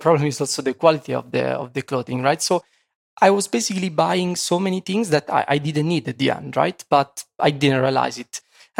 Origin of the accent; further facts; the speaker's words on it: Sulmona, Abruzzo, Italy; English is a second language; moved away as an adult; now in Poland; and I'm from Italy, 31 years old. So from Italy, basically, I grew up in a small city in the center of Italy. It's called Sulmona, like, you know, with 25,000 citizens. And after, you know, my Erasmus in Poland, I decided to move permanently from Italy to Poland.